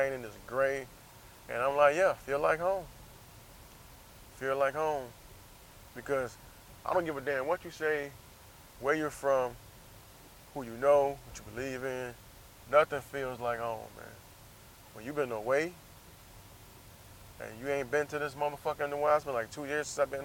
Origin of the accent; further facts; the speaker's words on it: Jacksonville, United States; moved away; also born or lived in San Diego; I'm out here in my hometown